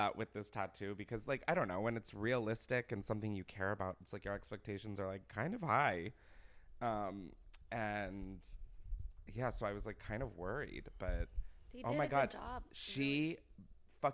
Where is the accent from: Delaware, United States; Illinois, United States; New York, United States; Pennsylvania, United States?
Delaware, United States; moved away; I grew up in Delaware